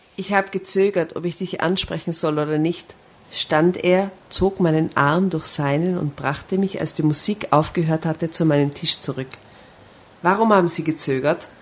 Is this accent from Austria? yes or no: yes; Seefeld in Tirol, Tyrol, Austria; ich komme aus Seefeld, aus einem Touristendorf